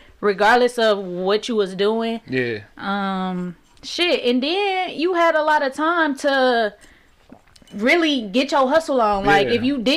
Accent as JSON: {"language": "English", "town": "Detroit", "region": "Michigan", "country": "United States", "tie": "born or raised there", "said": "I'm from Plymouth, like, all the way west side, Plymouth. I stay in like four different houses on Plymouth, so literally that's my hood."}